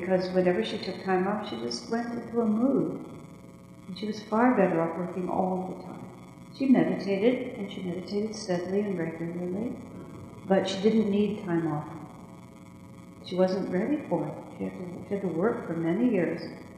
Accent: United States; this is the American way. And we're American

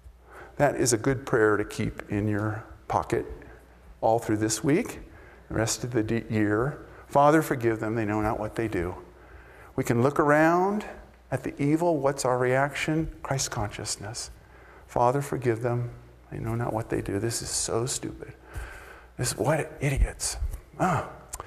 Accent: United States; I'm an American boy

